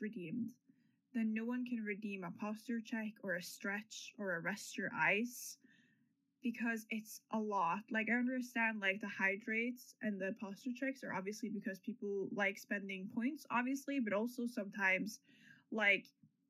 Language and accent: English; New Zealand; I just have a bunch of Norwegian flags everywhere right now. But I'm from New Zealand.